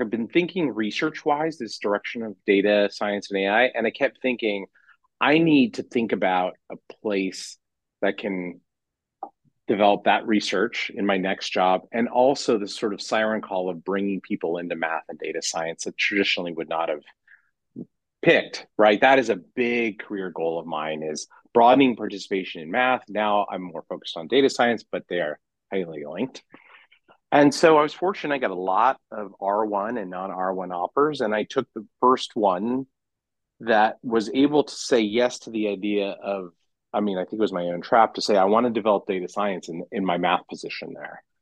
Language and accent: English; California, United States; moved away as an adult; now in Chicago, United States; I come from California